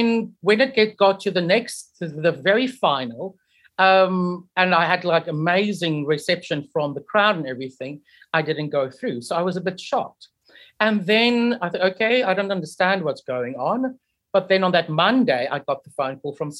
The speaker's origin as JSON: {"language": "English", "town": "Port Elizabeth", "region": "Eastern Cape", "country": "South Africa", "tie": "born or raised there", "also_born_or_lived": "United Kingdom", "moved": "as an adult", "said": "I am originally from Port Elizabeth"}